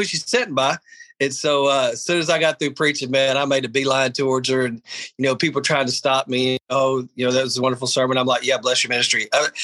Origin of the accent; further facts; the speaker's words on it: Texas, United States; I'm from Texas